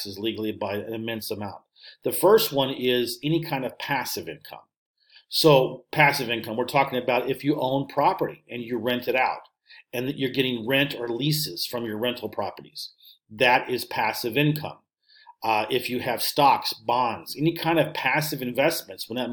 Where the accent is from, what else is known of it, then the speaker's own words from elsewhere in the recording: St. Louis, Missouri, United States; moved away as an adult; also born or lived in Russia / Finland; my hometown, St. Louis